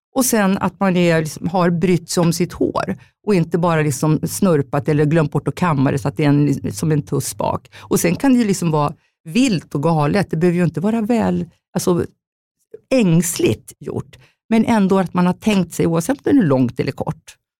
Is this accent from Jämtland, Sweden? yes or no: yes; Jämtland, Sweden; moved away; also born or lived in Stockholm; jag är egentligen från Jämtland, en bondstorsa helt enkelt, uppfött på älgkött